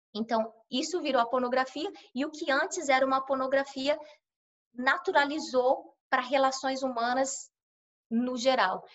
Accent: São Paulo, Brazil; moved away as an adult; now in United States; sou brasileira, sou de São Paulo, paulistana da zona leste de São Paulo, menina de cidade grande.

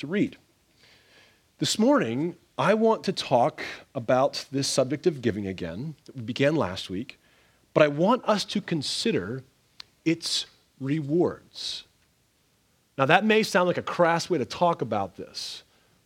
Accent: Canada; moved away; where I grew up in Canada

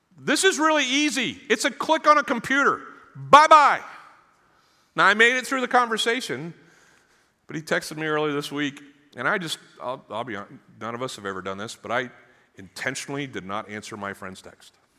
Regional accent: Maine, United States; moved away; I'm from Maine

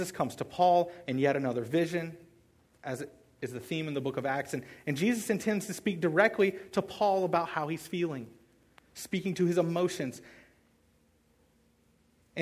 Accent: the South, United States; I grew up in the South.

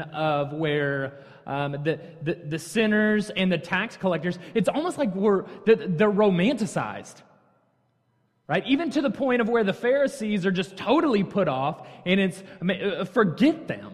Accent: North County, Hazelwood, Missouri, United States; moved away as an adult; now in Texas, United States; Born and raised in North County, went to the best Hazelwood school, which of course is Hazelwood East

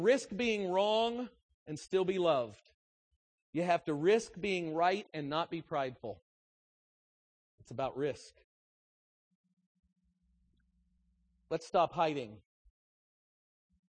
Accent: United States; I'm an American

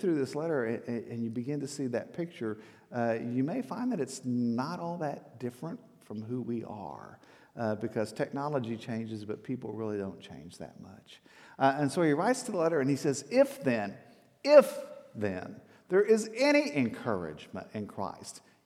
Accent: Texas, United States; I'm from Texas

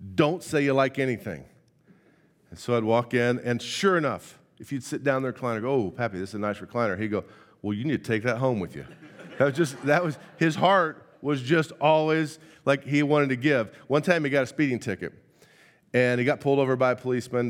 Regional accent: Indiana, United States; moved away; I, I'm born and raised from Indiana.

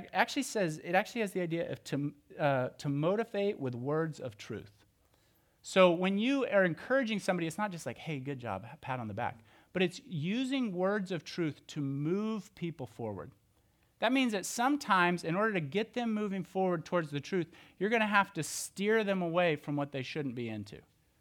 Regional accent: Oklahoma, United States; You see, when I was growing up, I grew up in Oklahoma, and church looks a little bit different there.

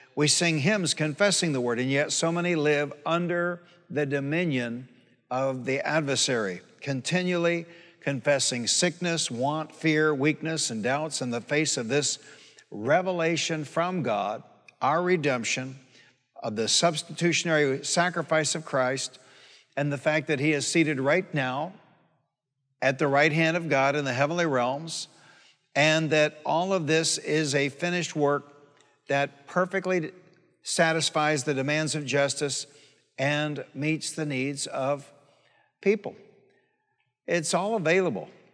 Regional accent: Detroit, Michigan, United States; moved away; I'm from Detroit.

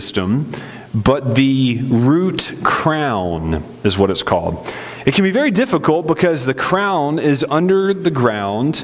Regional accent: Winston-Salem, North Carolina, United States; my hometown of Winston-Salem, North Carolina

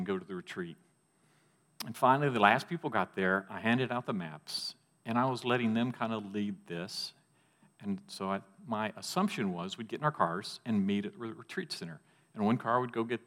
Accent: Texas, United States; Growing up in Texas

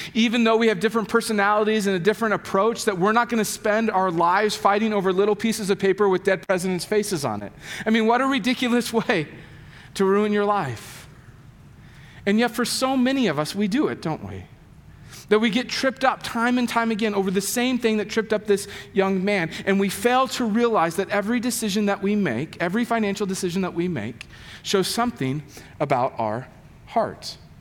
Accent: United States; I'm an American and I'm as middle class as they come

